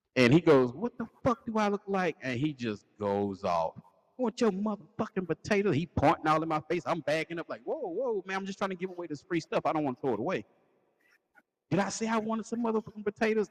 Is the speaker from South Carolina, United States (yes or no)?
yes; Lancaster, South Carolina, United States; the homecoming for our hometown